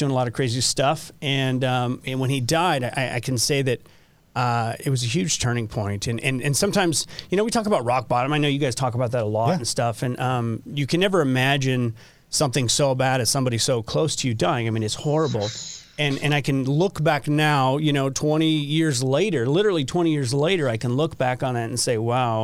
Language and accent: English; Southern California, United States; moved away as an adult; now in Utah, United States; I grew up in Southern California, which I loved